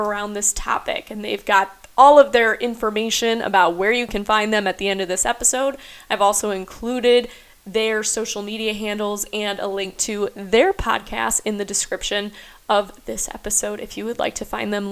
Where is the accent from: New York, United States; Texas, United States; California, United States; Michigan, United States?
Michigan, United States; moved away as an adult; also born or lived in Toledo, Ohio; now in Roanoke, United States; I'm from Michigan and got my start there